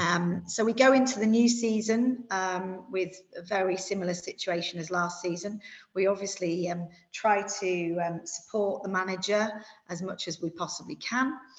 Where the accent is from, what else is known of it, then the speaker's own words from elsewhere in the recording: York, Yorkshire and the Humber, United Kingdom; now in Kent, United Kingdom; I'm a York City fan. You know, that's where I was born. And of course, I look at York City's results, it's my hometown. But I now live in Kent